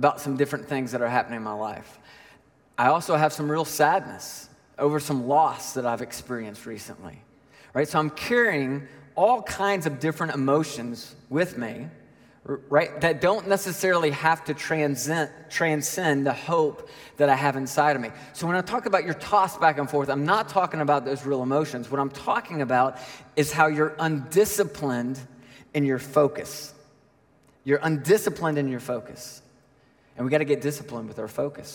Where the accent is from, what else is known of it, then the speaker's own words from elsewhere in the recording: Nashville, Tennessee, United States; I grew up in Nashville